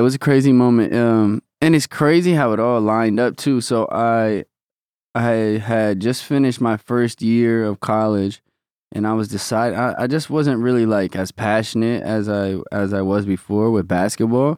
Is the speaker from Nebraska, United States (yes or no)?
yes; Omaha, Nebraska, United States; moved away as an adult; now in Los Angeles, United States; Omaha raised me, obviously, till nineteen